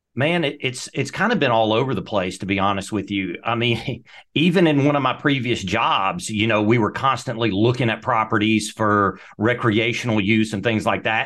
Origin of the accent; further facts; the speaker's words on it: Mississippi Delta, United States; moved away; when I grew up in the Mississippi Delta, we had 45 acres was my backyard